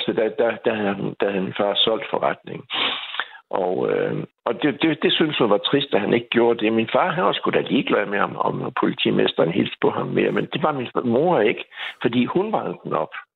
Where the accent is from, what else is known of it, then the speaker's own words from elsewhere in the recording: Skive, Central Denmark Region, Denmark; moved away as an adult; now in Aarhus, Denmark; er jeg vokset op i Skive